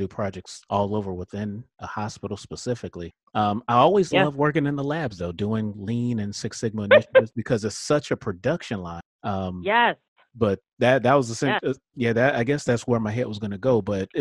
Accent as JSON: {"language": "English", "town": "Miami", "region": "Florida", "country": "United States", "tie": "born or raised there", "said": "I am from South Florida. I am from Miami, born and raised"}